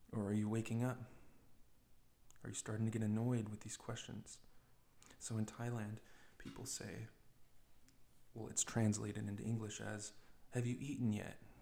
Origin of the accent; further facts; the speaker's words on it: United States; being young, being American